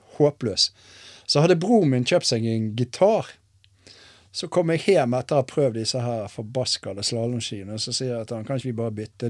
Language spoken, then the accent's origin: Norwegian; Askøy, Vestland, Norway; moved away as an adult; also born or lived in Bergen, Norway; now in Risør, Norway; Nå har jo jeg vært der lenger enn eh, jeg har vært hjemme i Bergen